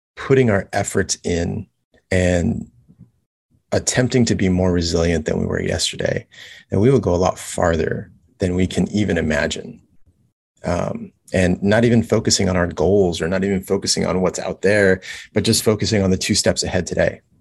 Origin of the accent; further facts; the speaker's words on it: Los Angeles, California, United States; moved away as an adult; now in Kailua, United States; I am originally from Los Angeles, California. Um, that's where I grew up